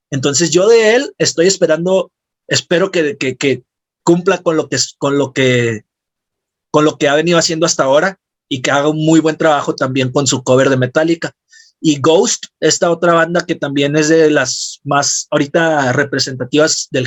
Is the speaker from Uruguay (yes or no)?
no; Mexico; de las canciones con las que pues también nos sentimos muy identificados nosotros como mexicanos.